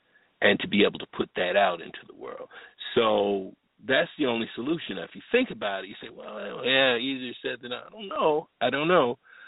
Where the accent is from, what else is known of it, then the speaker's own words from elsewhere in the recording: Bloomfield, Connecticut, United States; also born or lived in Riverside, California; I was born in Riverside. I was born in Riverside, California. I was an Air Force baby. And moved to Connecticut, moved to Hartford, Connecticut. Actually, it's Bloomfield, Connecticut for the Connecticuters out there. Stayed there until I was 10 years old.